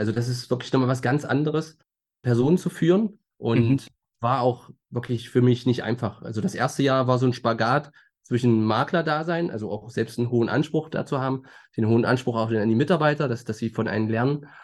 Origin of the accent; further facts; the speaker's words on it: Magdeburg, Saxony-Anhalt, Germany; geboren in Magdeburg und ein Leben lang hier verwurzelt